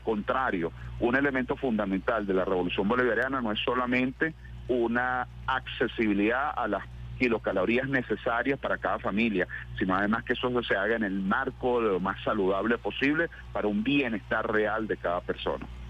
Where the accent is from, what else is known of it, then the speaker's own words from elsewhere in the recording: Los Llanos, Venezuela; como buen llanero soy, me crié comiendo pescado de río